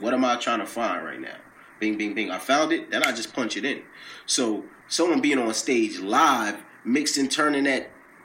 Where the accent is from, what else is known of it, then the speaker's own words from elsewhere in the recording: Peekskill, New York, United States; now in White Plains, United States; I'm from Peekskill, New York, but I live in White Plains, New York right now